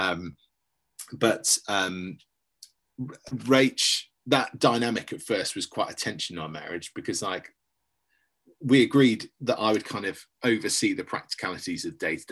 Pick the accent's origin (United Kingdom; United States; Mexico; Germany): United Kingdom; we're British